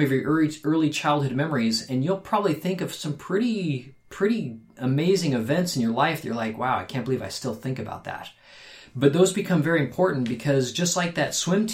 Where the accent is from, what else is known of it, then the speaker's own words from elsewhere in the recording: Phoenix, Arizona, United States; We grew up in Phoenix, Arizona